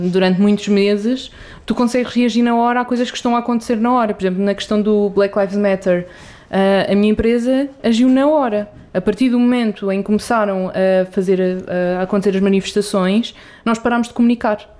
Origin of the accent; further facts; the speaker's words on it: Coimbra, Coimbra District, Portugal; moved away as an adult; now in Lisbon, Portugal; Eu vim de Coimbra há quase 10 anos e decidi vir estudar para Lisboa assim um bocadinho por acaso. Eu decidi de um, um mês para o outro a mudar de cidade, mudar de vida.